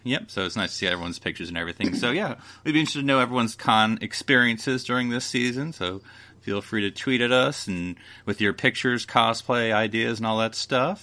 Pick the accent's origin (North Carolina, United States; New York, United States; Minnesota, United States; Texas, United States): North Carolina, United States; Fayetteville; I am, of course, from the American South. Um, when I was born in Fayetteville, North Carolina in 1980